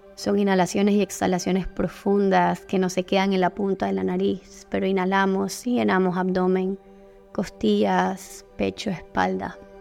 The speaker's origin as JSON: {"language": "Spanish", "country": "Panama", "said": "aquí en mi país, en Panamá"}